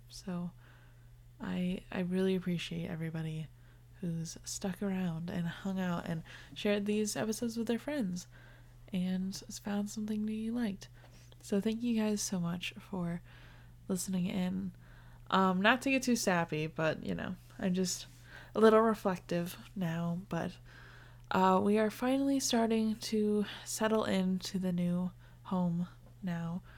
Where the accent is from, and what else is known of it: United States